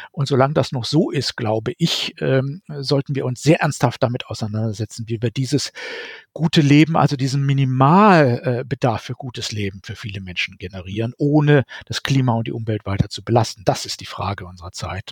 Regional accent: Germany; bei uns in Deutschland

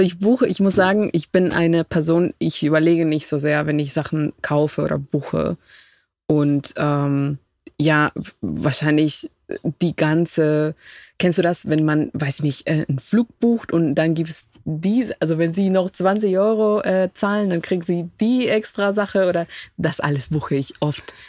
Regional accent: Quito, Pichincha, Ecuador; German is a second language; moved away as an adult; now in Berlin, Germany; Ich komme aus der Hauptstadt Quito

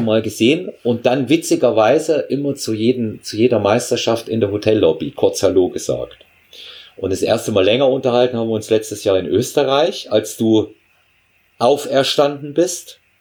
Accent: Germany; ich bin ebenfalls in der DDR aufgewachsen, auch zur Schule gegangen

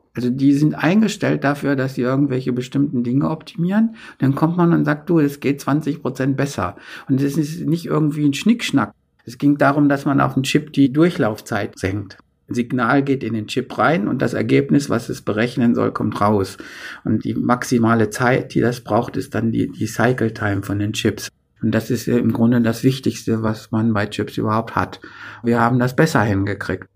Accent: a village near Hildesheim, Lower Saxony, Germany; in unserem Dorf nie, nie jemand Abitur machte

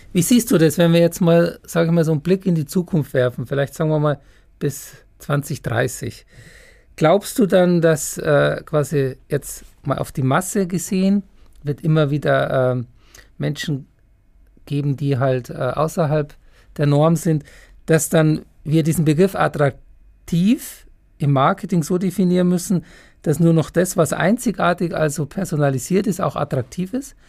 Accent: Germany; hier bei uns in Deutschland

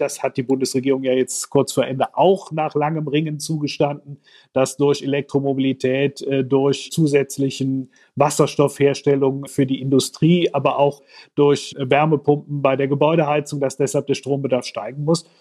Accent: Aachen, North Rhine-Westphalia, Germany; Ich komme aus Nordrhein-Westfalen, aus Aachen

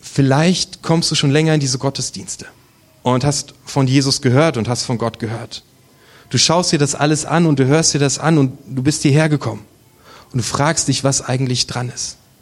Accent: Germany; Wir sind Deutsche

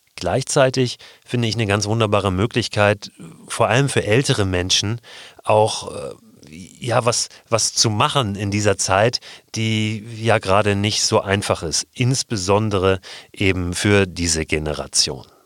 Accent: Germany; wir sind Deutsche

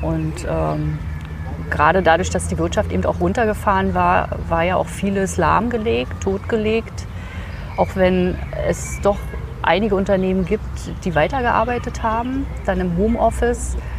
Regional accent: Berlin, Germany; ich komme aus Berlin.

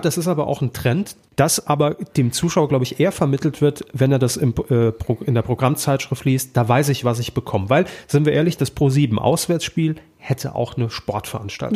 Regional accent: Saarland, Germany; moved away; Ich komme ja aus dem Saarland ursprünglich, habe dort beim Regionalfernsehen irgendwann mal meine Ausbildung gemacht.

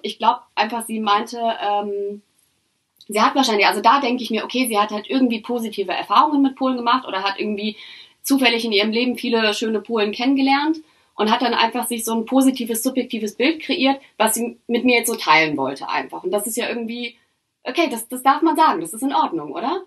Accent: Germany; ich bin in Deutschland aufgewachsen

